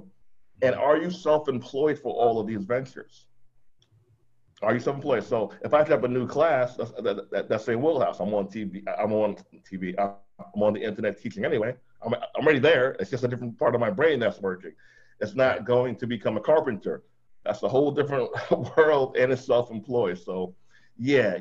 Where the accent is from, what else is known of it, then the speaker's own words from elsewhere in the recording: Jamaica; I'm Jamaican